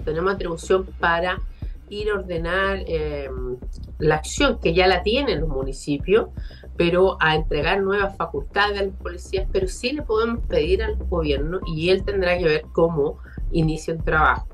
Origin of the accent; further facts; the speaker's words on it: Concepción, Biobío, Chile; quienes somos de Concepción, eh, de Bio, Bio